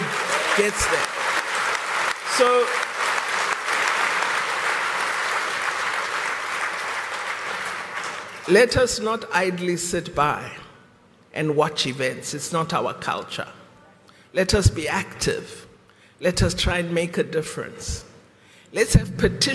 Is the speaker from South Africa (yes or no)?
yes; South Africa; we, as the people of South Africa